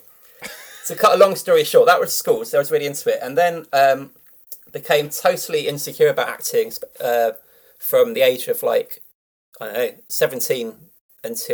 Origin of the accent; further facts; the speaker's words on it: London, United Kingdom; also born or lived in Tooting; I grew up in South London